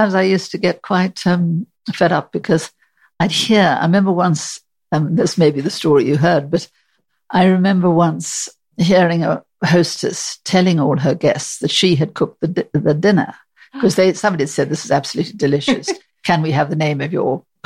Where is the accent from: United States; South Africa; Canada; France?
South Africa; moved away as an adult; now in United Kingdom; I came from South Africa